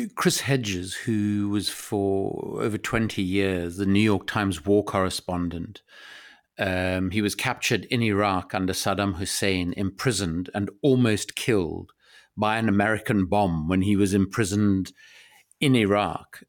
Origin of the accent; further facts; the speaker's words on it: South Africa; I grew up in South Africa